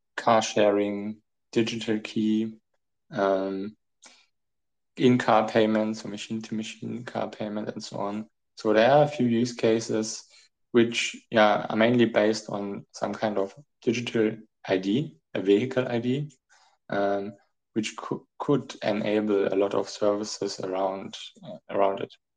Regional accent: Germany; also born or lived in Frankfurt; I'm from Germany. Uh, I'm located in Frankfurt

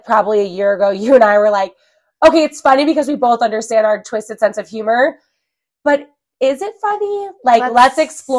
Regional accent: New Jersey, United States; moved away as an adult; also born or lived in Washington State; now in Colorado Springs, United States; But yeah, I'm from New Jersey, Jersey ride or die.

